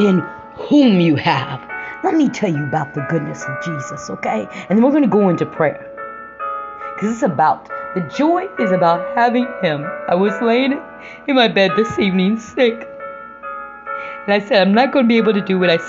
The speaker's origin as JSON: {"language": "English", "region": "Indiana", "country": "United States", "tie": "born or raised there", "moved": "as an adult", "said": "I came back to Indiana. I returned back to my home state 5 years ago"}